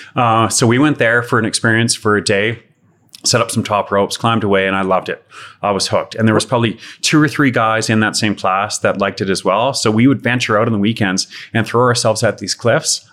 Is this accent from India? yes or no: no; Calgary, Alberta, Canada; born and raised in Calgary and, oh, had some fun in the youth around Southwest Calgary